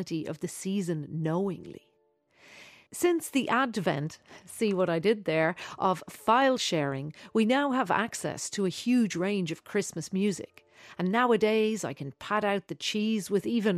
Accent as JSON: {"language": "English", "town": "Dublin", "region": "Leinster", "country": "Ireland", "tie": "born or raised there"}